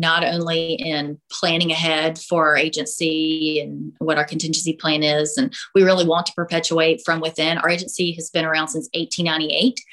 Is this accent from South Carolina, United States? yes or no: yes; South Carolina, United States; also born or lived in Illinois; I'm from South Carolina. We moved away to Illinois for a year, got engaged, and I said we we have to be back in South Carolina. My family's here. I've lived here my whole life.